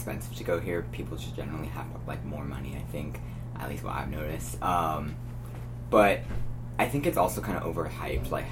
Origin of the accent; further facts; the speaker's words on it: Bay Area, California, United States; also born or lived in Westchester, New York; I grew up in New York till I was 9. And then my mom and dad got a new job and moved to the Bay Area. So, like, I'm from the Bay Area